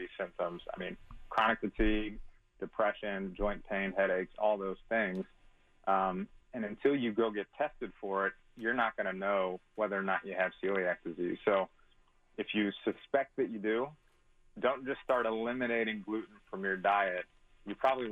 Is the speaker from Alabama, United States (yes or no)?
no; St. Louis, Missouri, United States; I'm from St. Louis. I'm actually in Florida right now